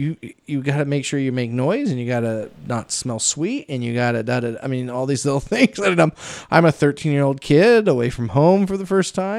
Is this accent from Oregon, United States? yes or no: yes; Pendleton, Oregon, United States; moved away; I come from Pendleton, so they have the third largest rodeo in the world, and we go to it every year